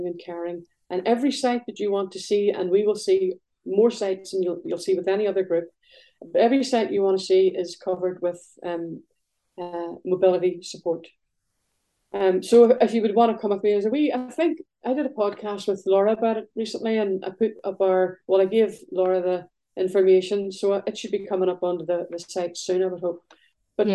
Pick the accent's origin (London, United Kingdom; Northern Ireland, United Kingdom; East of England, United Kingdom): Northern Ireland, United Kingdom; Belfast; now in northeast Scotland, United Kingdom; growing up in Belfast, I lived beside a big wall